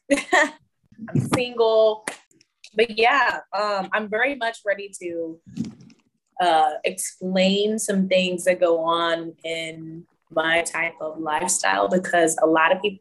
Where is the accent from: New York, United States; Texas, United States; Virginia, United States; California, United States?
Texas, United States; Houston; also born or lived in San Antonio; I was born in Houston, so I'm a Houston girl. I grew up in San Antonio, though, for a little while